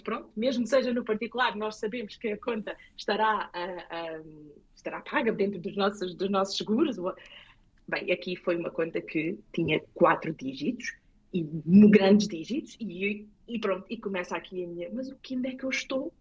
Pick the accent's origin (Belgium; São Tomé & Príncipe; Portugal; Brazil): Portugal; Lisbon; accent: Portuguese; moved away as an adult; now in Morris Plains, United States; eu sou de Portugal, de Lisboa.